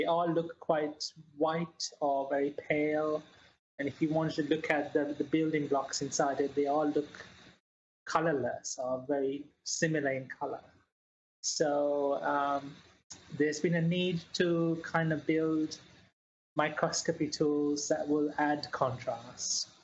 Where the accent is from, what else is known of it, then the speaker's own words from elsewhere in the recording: New Zealand; also born or lived in Sri Lanka; now in Sheffield, United Kingdom; I was born in Sri Lanka and grew up quite a lot in New Zealand